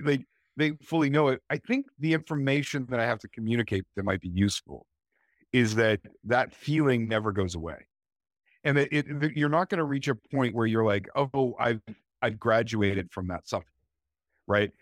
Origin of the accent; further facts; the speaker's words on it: Canada; I'm a Canadian writer